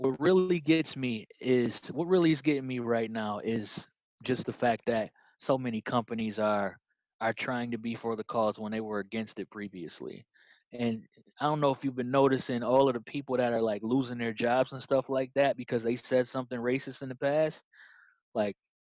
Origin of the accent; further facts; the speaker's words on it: Rochester, New York, United States; my great-great-grandfather was pretty much a treasurer and funded a lot of things in my hometown